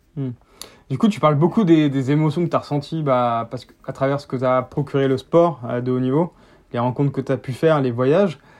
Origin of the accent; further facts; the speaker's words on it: Picardy, Hauts-de-France, France; je viens de Picardie